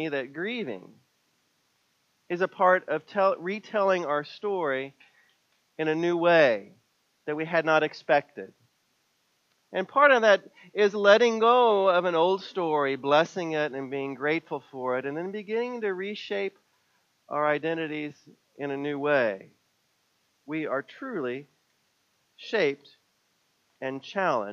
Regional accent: Missouri, United States; moved away; my hometown in Missouri

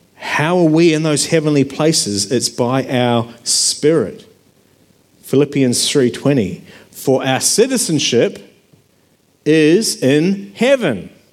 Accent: New Zealand; now in Australia; I grew up in New Zealand, and I'd been living in Australia

